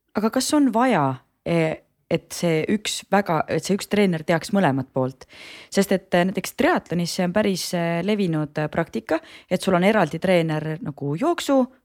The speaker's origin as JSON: {"language": "Estonian", "town": "Rõuge", "region": "Võru County", "country": "Estonia", "said": "mina olen ka Lõuna-Eestist, ma olen Rõugest pärit"}